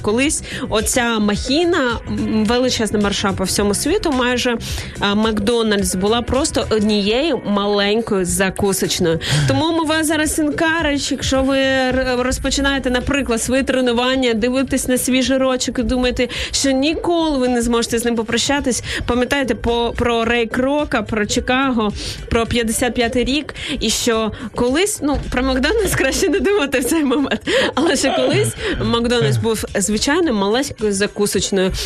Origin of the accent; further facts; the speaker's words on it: Izmail, Odesa Oblast, Ukraine; я з півдня України